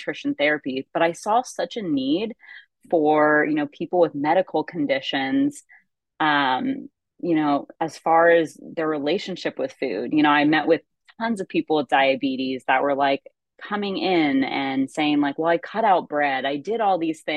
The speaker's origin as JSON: {"language": "English", "region": "California", "country": "United States", "said": "I'm from California"}